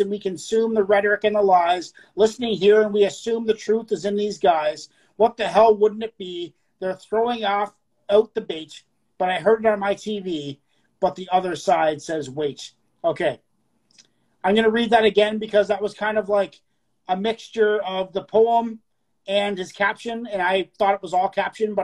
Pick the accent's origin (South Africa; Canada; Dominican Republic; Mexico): Canada